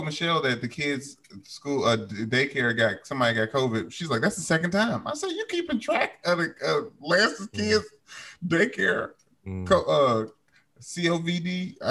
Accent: Louisville, Kentucky, United States; I am from Louisville

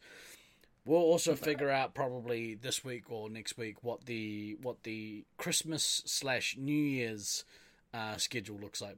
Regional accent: New Zealand; I'm from New Zealand.

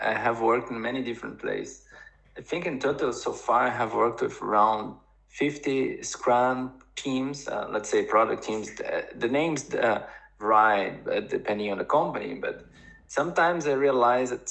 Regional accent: Brazil; now in Germany; I am from Brazil originally.

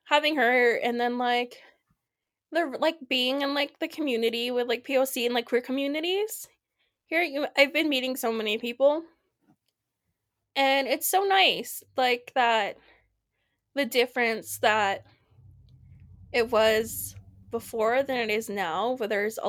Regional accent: Bend, Oregon, United States; That's growing up in Bend, but I'm thankful that it's becoming a lot more diverse because a lot of people are moving in.

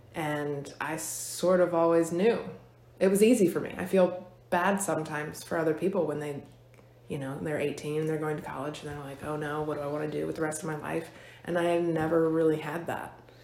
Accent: Fork Union, Virginia, United States; most of my life I've been here in Fluvanna County. Um, I grew up in Fork Union.

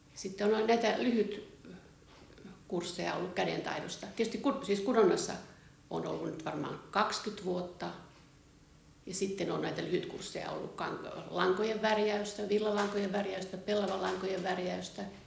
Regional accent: Laukaa, Central Finland, Finland; moved away as an adult; also born or lived in Espoo; mä oon syntyperäinen laukaalainen ja mä oon lukioaikaan ollut kansalaisopiston pukuompelussa.

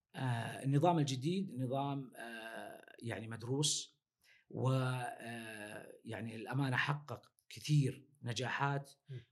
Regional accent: Saudi Arabia; عندنا في السعودية

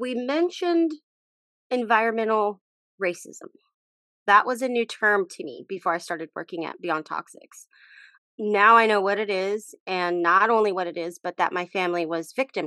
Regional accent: Texas, United States; now in Portland, United States; I grew up in Texas

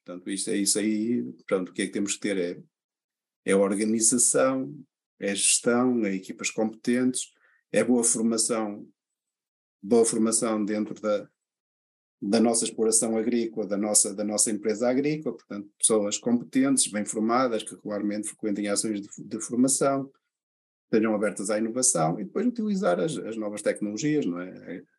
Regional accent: Portugal; a nossa maneira de ser como, como, como portugueses, não é? Portanto, nós, nós somos mais de, de falar do que fazer

